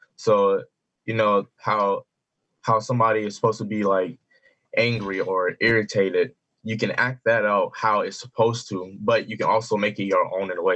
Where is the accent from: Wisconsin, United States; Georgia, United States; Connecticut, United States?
Georgia, United States; Decatur; I'm from Georgia, from Decatur, Georgia